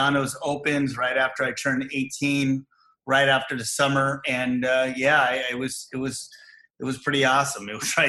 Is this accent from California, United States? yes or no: yes; Fremont, California, United States; I grew up in Fremont